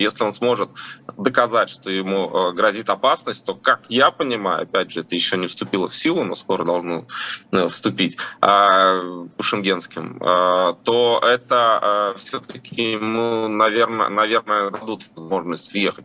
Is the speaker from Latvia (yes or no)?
yes; Latvia; я просто родился в Латвии, мои родители родились в Латвии